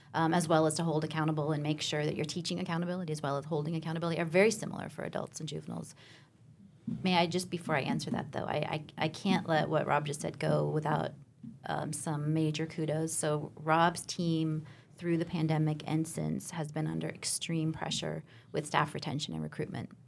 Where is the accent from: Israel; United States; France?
United States; Alaska; moved away; So I grew up in Alaska, a small town in Alaska